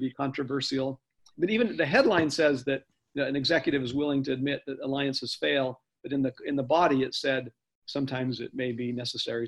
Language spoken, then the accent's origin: English; Provo, Utah, United States; I grew up in Provo, Utah, where Stephen R. Covey lived